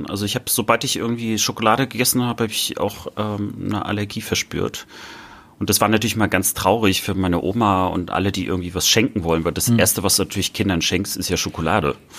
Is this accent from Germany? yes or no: yes; north-east Germany, Germany; ich sage häufiger dann Nordosten, wenn mich jemand fragt, wo, woher ich komme